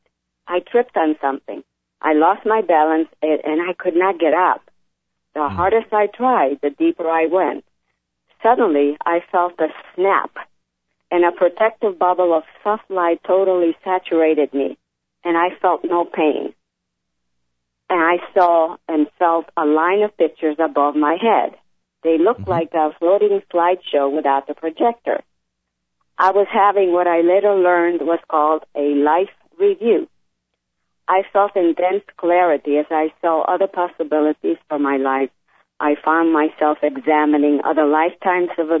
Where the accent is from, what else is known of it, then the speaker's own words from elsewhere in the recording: Italy; now in Connecticut, United States; I was born in Italy in a small town